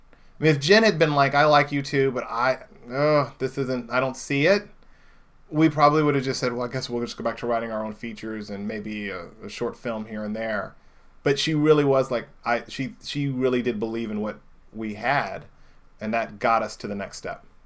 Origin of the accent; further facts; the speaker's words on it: Indianapolis, Indiana, United States; moved away; I grew up in Indianapolis, Indiana